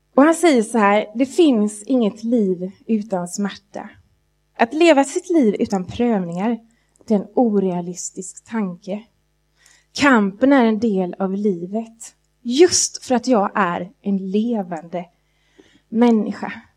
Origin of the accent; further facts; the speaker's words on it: Jönköping, Jönköping County, Sweden; när jag växte upp i Jönköping, i vackra Jönköpingsbygden